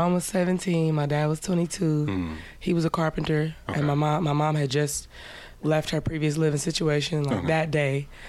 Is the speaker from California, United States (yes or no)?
yes; Oakland, California, United States; Born in East Oakland.